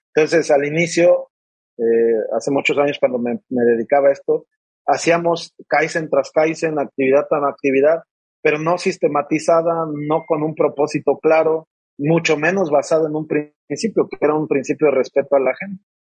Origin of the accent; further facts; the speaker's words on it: Mexico City, Mexico; moved away as an adult; now in Monterrey, Mexico; Soy originario y nací y me crié durante mis primeros veintitantos años en la Ciudad de México